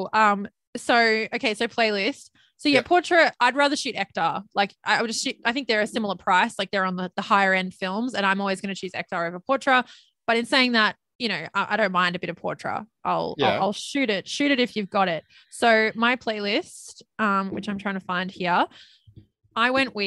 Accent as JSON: {"language": "English", "town": "Perth", "region": "Western Australia", "country": "Australia", "tie": "born or raised there", "said": "I was born in Perth"}